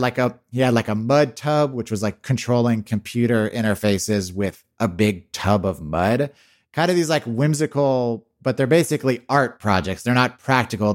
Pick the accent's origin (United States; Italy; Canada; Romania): United States; Texas; I grew up in Texas